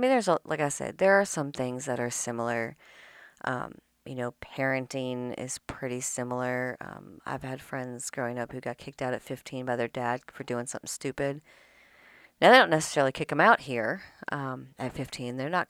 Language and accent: English; Midwest, United States; Southern hospitality is different here, but like I said, where I came from the Midwest.